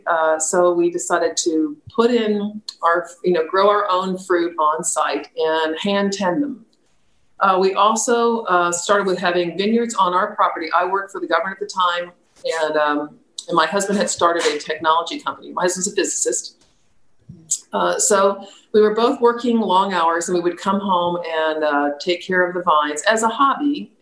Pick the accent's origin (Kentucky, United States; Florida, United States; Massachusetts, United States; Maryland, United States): Florida, United States; now in Virginia, United States; We came from South Florida, which you don't have this beautiful open land that we have in Virginia.